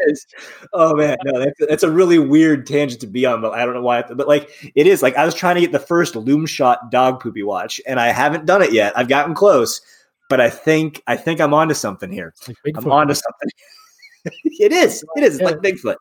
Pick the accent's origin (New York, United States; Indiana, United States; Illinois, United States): Indiana, United States; South Bend; now in Cincinnati, United States; I'm from South Bend, uh, Indiana